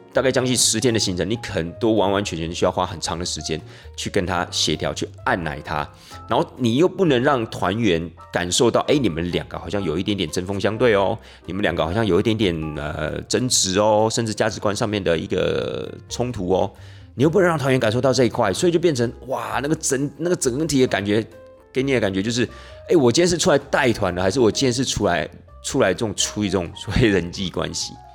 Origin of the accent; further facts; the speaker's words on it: Taiwan; 我们台湾人的习惯啊，社会风俗啊